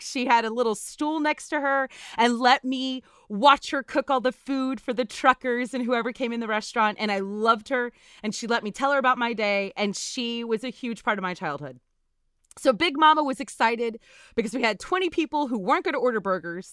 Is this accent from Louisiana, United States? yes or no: yes; Natchitoches, Louisiana, United States; born or raised there; now in Texas, United States